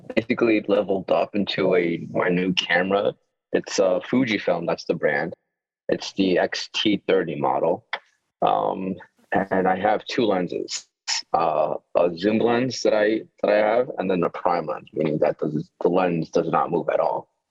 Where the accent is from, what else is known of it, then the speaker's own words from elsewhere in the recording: Yonkers, New York, United States; also born or lived in Mexico; I've been here in Yonkers all my all my life